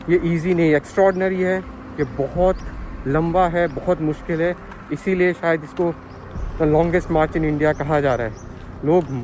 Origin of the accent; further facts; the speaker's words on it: Ayodhya, Uttar Pradesh, India; अयोध्या का रहने वाला हूँ हाँ तो हम लोग काफ़ी टाइम से यहाँ से जब से ये लॉकडाउन हुआ जब से फंसे हुए थे यहाँ पे